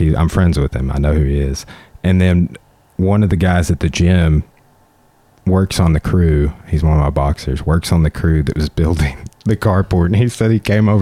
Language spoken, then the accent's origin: English; Clarksville, United States; I grew up on Central Street down there on the Spatter Creek levee